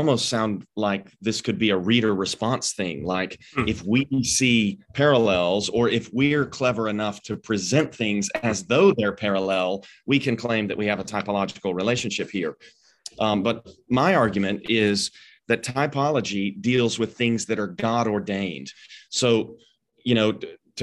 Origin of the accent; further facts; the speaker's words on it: Arkansas, United States; I grew up in Arkansas